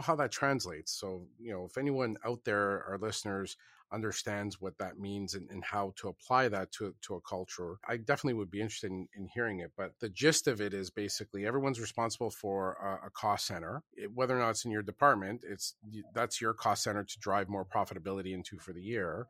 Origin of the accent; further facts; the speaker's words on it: Canada; I am Canadian